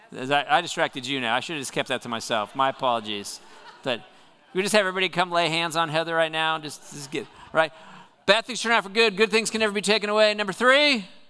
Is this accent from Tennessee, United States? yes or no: no; Southern California, United States; moved away; I grew up in Southern California, which gets a reputation for being beautiful